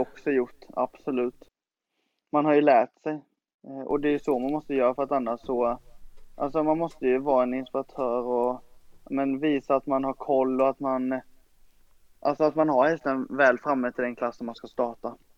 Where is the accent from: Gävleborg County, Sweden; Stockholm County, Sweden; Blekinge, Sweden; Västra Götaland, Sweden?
Blekinge, Sweden; Ronneby; i Brunnsparken i Ronneby där jag är uppvuxen